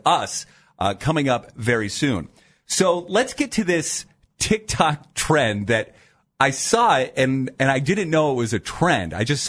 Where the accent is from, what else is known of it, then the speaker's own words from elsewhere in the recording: Dover, Ohio, United States; Yes, but I grew up in a very small town. So I grew up in the Dover, New Philadelphia area.